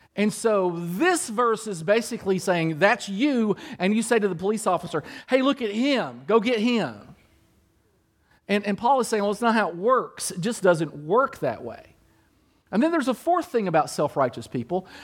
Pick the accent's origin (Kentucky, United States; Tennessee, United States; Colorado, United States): Kentucky, United States; My mom and dad were from Kentucky. I was born in Kentucky